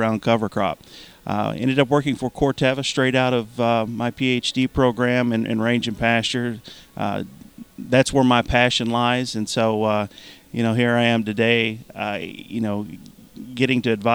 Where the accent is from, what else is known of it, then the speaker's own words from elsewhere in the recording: Eastern Kentucky, United States; I grew up in Eastern Kentucky, and like many others in Eastern Kentucky, we grew tobacco and cattle